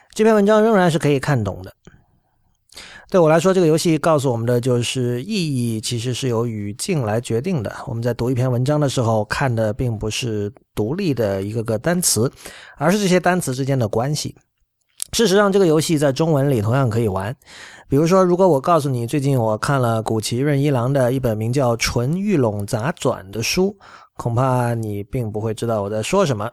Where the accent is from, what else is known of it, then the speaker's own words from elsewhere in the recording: China; 我们作为中国人